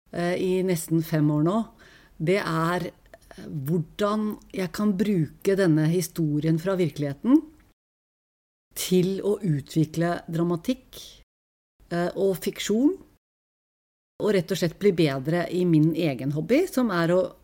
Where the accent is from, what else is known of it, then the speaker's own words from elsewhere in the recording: Tokerudberget, Oslo, Norway; Pokerberget der jeg vokste opp, er et lite samfunn